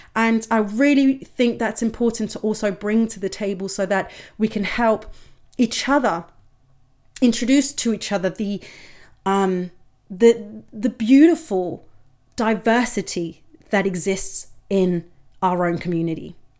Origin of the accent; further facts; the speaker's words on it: Denmark; growing up in Denmark